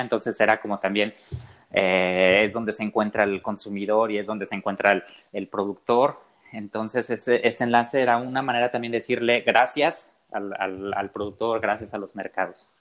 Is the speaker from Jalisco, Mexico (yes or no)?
yes; southern Jalisco, Mexico; yo soy del sur de Jalisco